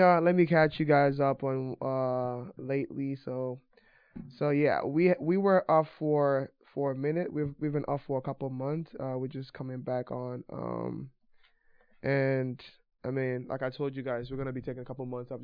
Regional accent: Nigeria; now in United States; I didn't grow up here, so I grew up in Nigeria.

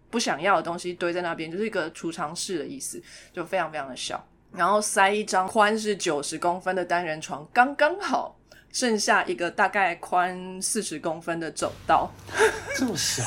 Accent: Taipei, Taiwan; 我呢，在台北长大

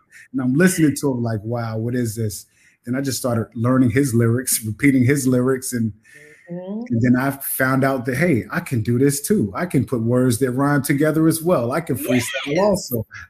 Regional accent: Long Island, New York, United States; moved away as an adult; also born or lived in Killeen, Texas; now in Netherlands; Well, actually, it's funny because I'm from Killeen, Texas. I grew up in Long Island, New York, a military brat.

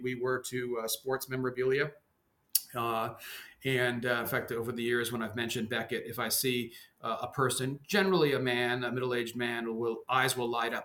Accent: suburban New York, United States; accent: mainstream American; also born or lived in Denmark; I came at the age of three, grew up in suburban New York

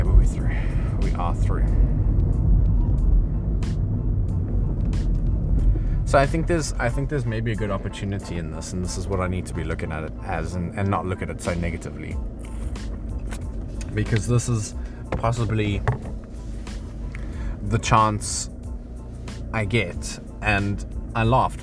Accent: Johannesburg, Gauteng, South Africa; moved away; I'm from Joburg.

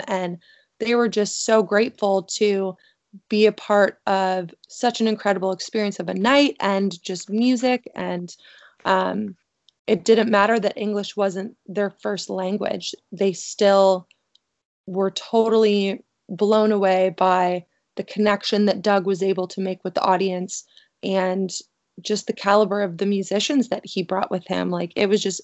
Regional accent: Canada; I'm originally from Canada

